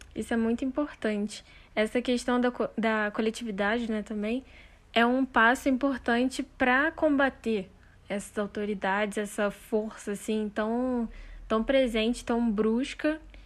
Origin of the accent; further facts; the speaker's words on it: Rio de Janeiro, Brazil; sendo carioca